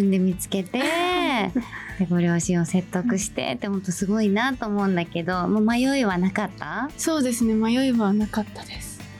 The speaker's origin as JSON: {"language": "Japanese", "town": "Ichinomiya", "region": "Aichi", "country": "Japan", "tie": "born or raised there", "said": "出身は愛知県一宮市で17歳の高校2年生です。"}